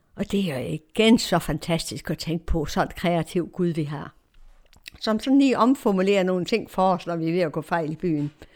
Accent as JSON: {"language": "Danish", "country": "Denmark", "also_born_or_lived": "Romania", "said": "vores adresse i Danmark"}